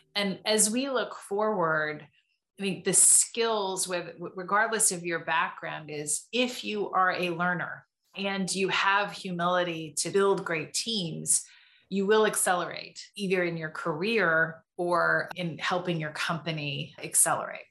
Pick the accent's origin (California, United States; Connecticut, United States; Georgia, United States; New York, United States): California, United States; Tustin; I grew up in Southern California, in Tustin, California